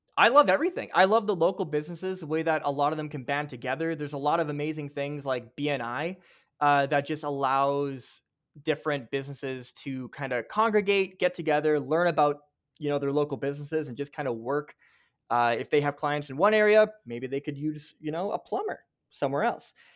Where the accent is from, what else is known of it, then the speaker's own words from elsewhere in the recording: Canada; you and I, as Canadian TikTok creators